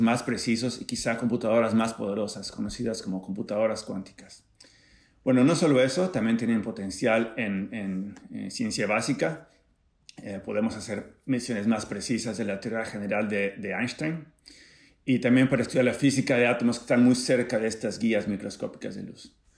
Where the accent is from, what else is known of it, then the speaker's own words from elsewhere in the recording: Acapulco, Guerrero, Mexico; now in San Diego, United States; crecí en Acapulco de Juárez